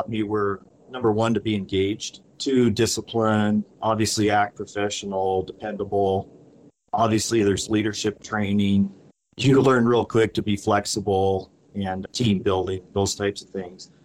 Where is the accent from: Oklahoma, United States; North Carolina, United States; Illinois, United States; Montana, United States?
Montana, United States; Great Falls; I was born and raised in Great Falls, Montana